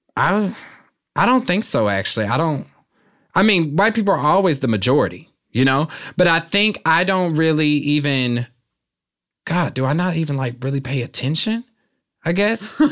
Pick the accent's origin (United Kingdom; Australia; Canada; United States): United States; Kansas City, Kansas; moved away as an adult; also born or lived in Philadelphia; now in Los Angeles, United States; I loved growing up there